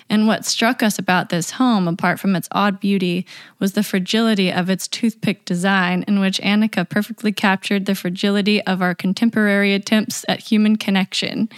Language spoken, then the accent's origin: English; Knoxville, Tennessee, United States; my hometown of Knoxville, Tennessee